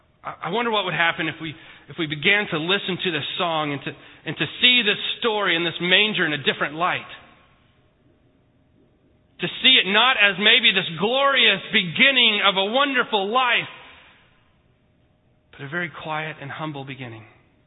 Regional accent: Houston, Texas, United States; born there; also born or lived in Mexico; Now, I was born in Houston, Houston Memorial Hospital. It wasn't necessarily a cave. City of Bethlehem and Houston, not really necessarily alike. I've lived all over the country. I've lived in Mexico. I've lived East Coast, West Coast, Midwest. I've lived most of my life in Texas.

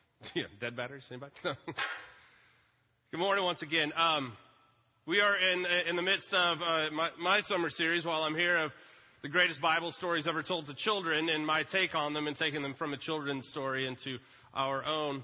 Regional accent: Lake Travis, Texas, United States; I grew up water skiing on Lake Travis

